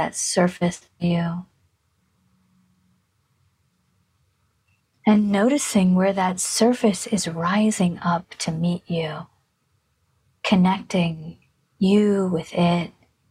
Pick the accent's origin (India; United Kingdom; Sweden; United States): India; I was born in India